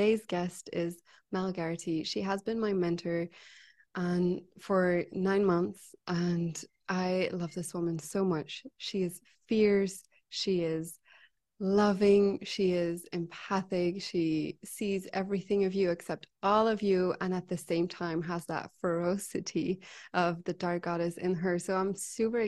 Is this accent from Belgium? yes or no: yes; Belgium; I'm from Belgium